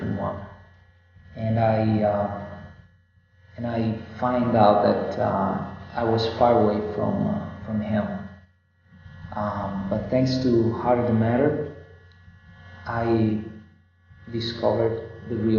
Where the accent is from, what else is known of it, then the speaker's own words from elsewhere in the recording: Pordenone, Friuli-Venezia Giulia, Italy; I'm from a town called Pordenone, which is 45 minutes from Venice, Italy